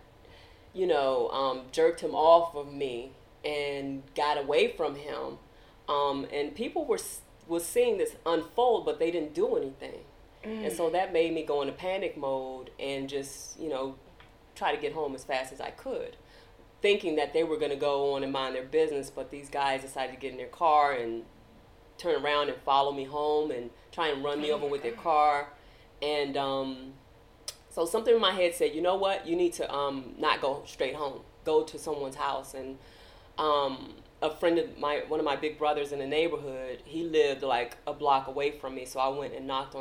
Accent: Washington, District of Columbia, United States; I'm from Washington, D.C., and I grew up in Northeast

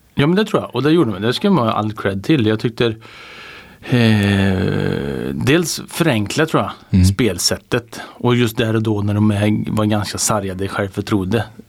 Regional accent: Värmland, Sweden; som värmlänning

